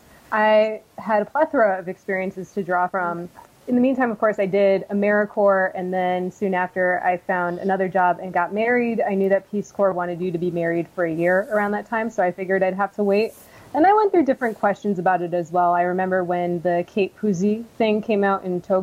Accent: Connecticut, United States; born or raised there; moved away as an adult; also born or lived in Washington, District of Columbia, United States

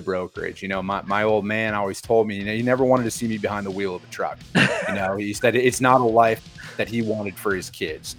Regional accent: Wisconsin, United States; now in Phoenix, United States; I'm a Wisconsin boy, born and raised, you know, from a small farming community out there.

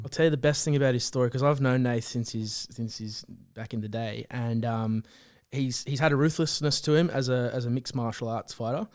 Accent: Central Coast, New South Wales, Australia; moved away as an adult; now in Sydney, Australia; we're from the Central Coast

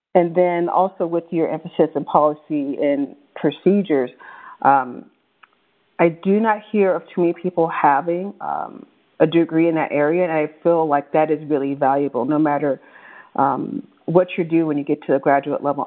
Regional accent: Bay Area, California, United States; growing up in the Bay Area

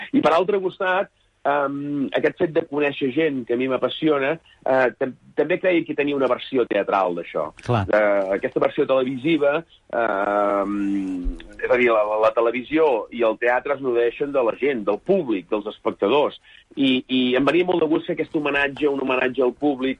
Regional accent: Sant Feliu de Buixalleu, Catalonia, Spain; Soc de Sant Feliu de Buixalleu, un poblet molt petit de 700 habitants, comarca de la Selva i província de Girona

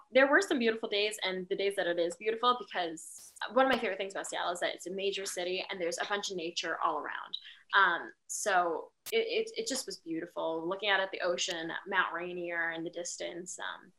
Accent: Philippines; I'm Filipino

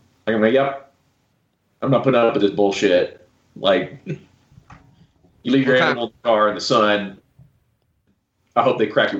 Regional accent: South Florida, United States; now in Utah, United States; I'm originally from South Florida.

